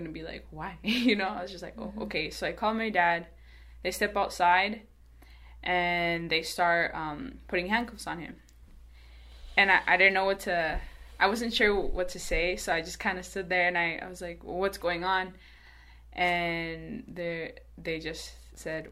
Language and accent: English; Mesa, Arizona, United States; I was raised in Mesa. The first time I left Arizona was last summer